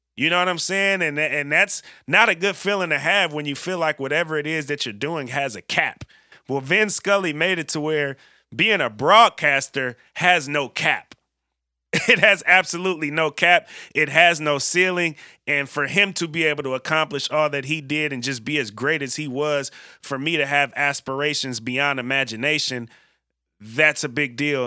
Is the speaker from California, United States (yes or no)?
yes; San Francisco, California, United States; being from the Bay Area myself